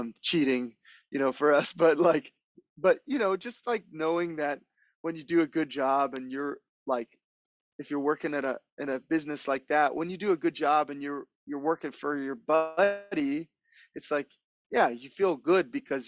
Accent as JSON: {"language": "English", "region": "Hawaii", "country": "United States", "tie": "born or raised there", "also_born_or_lived": "Los Angeles", "moved": "as an adult", "said": "growing up in Hawaii your whole life"}